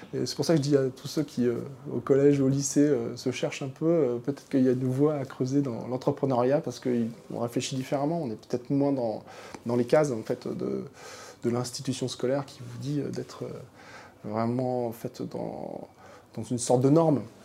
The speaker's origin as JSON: {"language": "French", "area": "Manche", "region": "Normandy", "country": "France", "tie": "born or raised there", "also_born_or_lived": "Paris", "moved": "as an adult", "said": "je viens de la Manche, donc le département, un département extrêmement rural"}